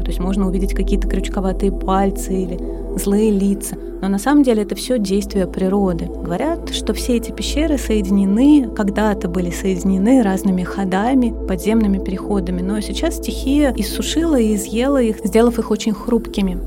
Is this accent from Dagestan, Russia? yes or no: no; Moscow, Russia; Я выросла в коммуналке на Тверском бульваре